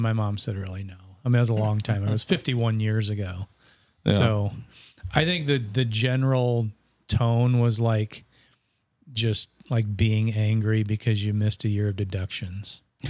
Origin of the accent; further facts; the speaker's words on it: Bonesteel, South Dakota, United States; Bonestell, South Dakota.